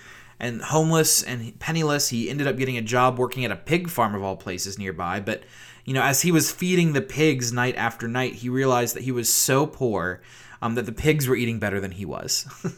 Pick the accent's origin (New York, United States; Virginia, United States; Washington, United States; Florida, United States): Virginia, United States; You know, not like the white-collar South, you know, the genteel South that I grew up in Virginia.